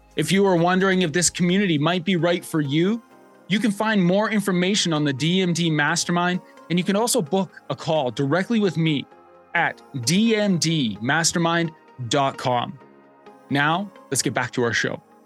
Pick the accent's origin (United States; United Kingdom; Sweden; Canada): Canada; Alberta; as a Canadian kid growing up in the Alberta, Canada